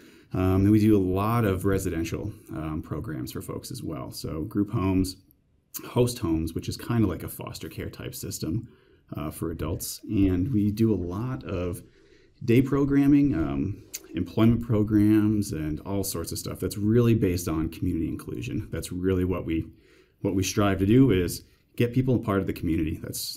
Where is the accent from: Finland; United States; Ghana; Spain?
United States; Queensbury, New York; I actually grew up in upstate New York, closer to Canada than New York City, in a place called Queensbury. It's kind of on the Vermont, New York border, halfway up, essentially. Grew up there